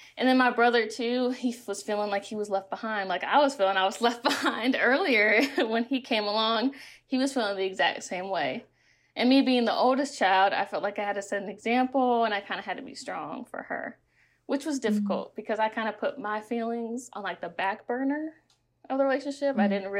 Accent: the South, United States; because I grew up in the Bible Belt.

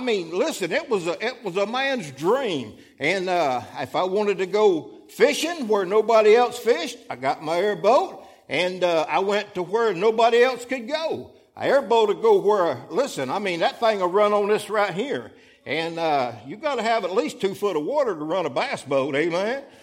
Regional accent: Florida, United States; moved away as an adult; also born or lived in Fort Pierce, Florida; now in Alabama, United States; we was born and raised in Florida

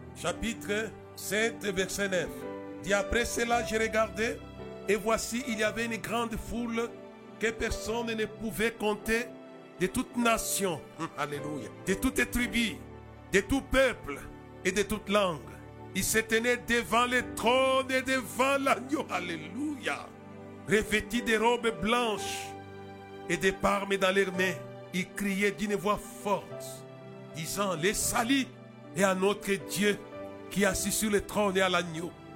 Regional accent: Lubumbashi, Haut-Katanga, DR Congo; chez nous, à Lubumbashi

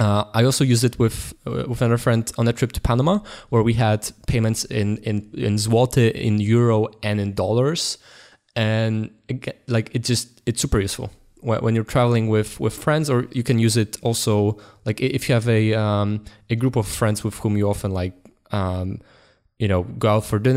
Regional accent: Poland; English is a second language; Okay, so we are going from Poland through Germany. It was a road trip to Netherlands

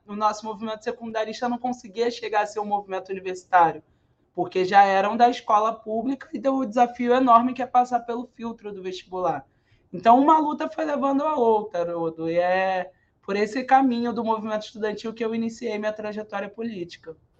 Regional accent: Rio de Janeiro, Brazil; Eu sou cria do São Carlos, lá a comunidade do centro do Rio de Janeiro, filha de favelados e neta de nordestino

